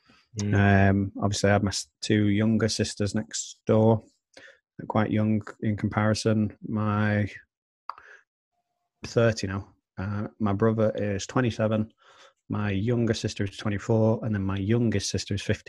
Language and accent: English; Manchester, North West England, United Kingdom; I grew up in Blakely, which is on the outskirts of Manchester.